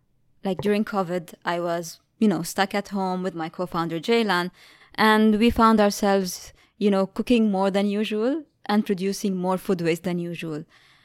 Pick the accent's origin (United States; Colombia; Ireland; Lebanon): Lebanon; You know, I'm from Lebanon, and coming from there, like, during my childhood, I was always in nature.